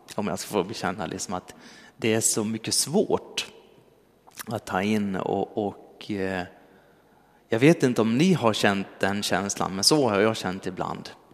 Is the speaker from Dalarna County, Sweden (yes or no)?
yes; Dalarna County, Sweden; moved away; jag kom från Dalarna